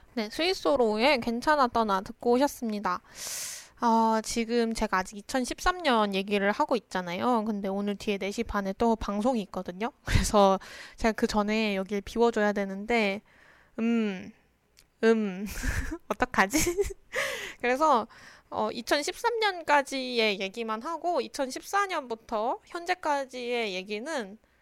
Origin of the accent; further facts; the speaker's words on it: Daejeon, South Korea; 그래서 저는 대전 사람이라서